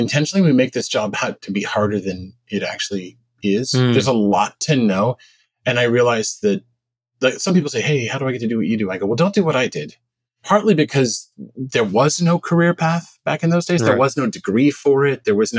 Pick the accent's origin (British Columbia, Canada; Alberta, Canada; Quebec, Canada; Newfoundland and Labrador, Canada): Quebec, Canada; Montreal; also born or lived in Massachusetts / Silicon Valley; now in United States; I was originally Canadian. So I was born in Montreal.